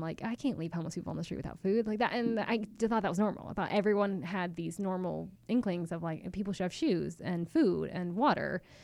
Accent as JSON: {"language": "English", "town": "Chapel Hill", "region": "North Carolina", "country": "United States", "tie": "born or raised there", "said": "I actually grew up in Chapel Hill, uh, North Carolina"}